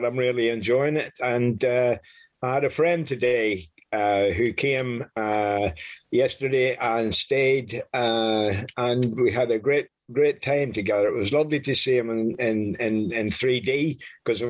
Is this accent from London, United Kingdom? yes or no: no; Northern Ireland, United Kingdom; now in France; I was born in Northern Ireland in the early 50s